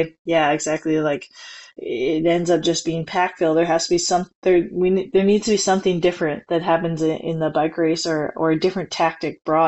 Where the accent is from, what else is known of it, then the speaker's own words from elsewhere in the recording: near Edmonton, Alberta, Canada; the Nationals are near my hometown. They're in Edmonton.